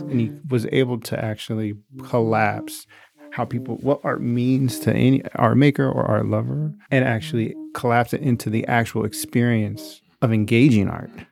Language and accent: English; Seattle, Washington, United States; moved away; also born or lived in New York; we grew up in Seattle